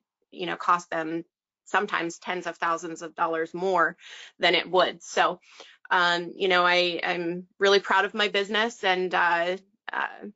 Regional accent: Western Pennsylvania, United States; I am from Western Pennsylvania. I'm kind of right smack dab in the middle of the state, 2 hours east of Pittsburgh and 2 hours west of Harrisburg

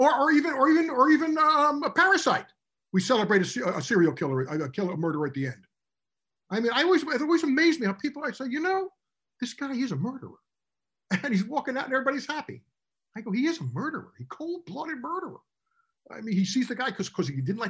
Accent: Union, New Jersey, United States; also born or lived in Newark, New Jersey; I was born in Newark and grew up in Union

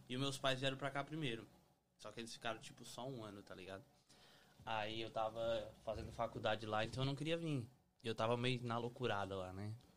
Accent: Araranguá, Santa Catarina, Brazil; now in United States; cidade pequena, Araranguá

